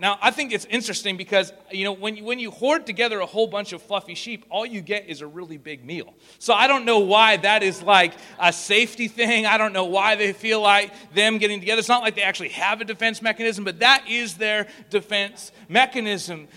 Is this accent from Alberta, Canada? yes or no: yes; Spruce Grove, Alberta, Canada; I'm from Spruce Grove, Alberta, which is just 15 minutes outside of uh, Edmonton